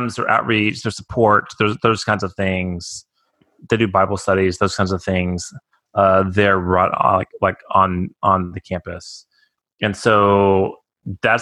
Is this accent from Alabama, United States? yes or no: no; Texas, United States; also born or lived in Arizona; we're both from Texas